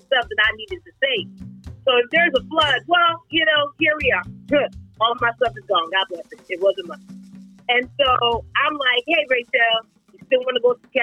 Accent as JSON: {"language": "English", "country": "Nigeria", "said": "I'm Nigerian"}